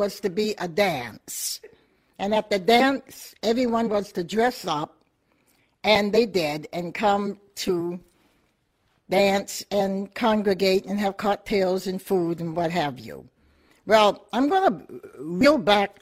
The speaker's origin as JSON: {"language": "English", "town": "Portsmouth", "region": "New Hampshire", "country": "United States", "tie": "born or raised there", "said": "Born and raised here in Portsmouth, New Hampshire"}